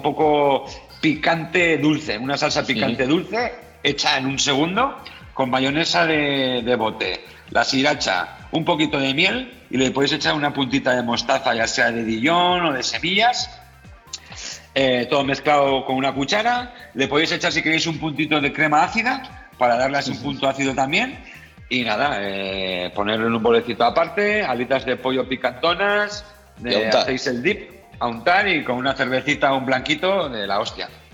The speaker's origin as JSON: {"language": "Spanish", "town": "Vitoria-Gasteiz", "region": "Basque Country", "country": "Spain", "also_born_or_lived": "Beijing, China / Hong Kong / Barcelona / Zaragoza", "moved": "as an adult", "said": "como medio vasco y gasteiztarra"}